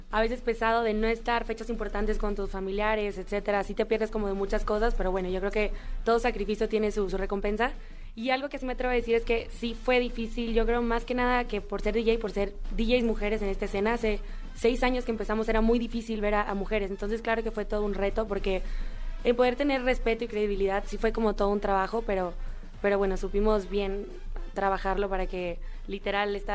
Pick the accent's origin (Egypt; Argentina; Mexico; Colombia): Mexico; yo creo que como mexicanas y como mujeres es bonito ir construyendo eso, ir poniendo ahí como la banderita de México por todos lados